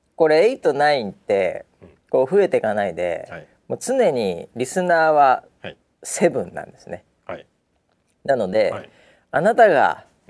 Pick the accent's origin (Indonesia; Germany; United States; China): United States; now in Japan; 僕なんかはやっぱりね、うん、えー、アメリカ育ちなんで